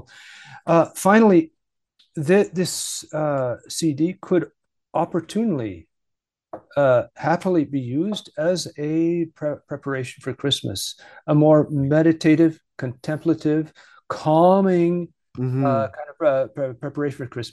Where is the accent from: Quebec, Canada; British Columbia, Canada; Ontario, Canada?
British Columbia, Canada; Vancouver; moved away; By the way, I am Canadian. I'm from Vancouver, British Columbia.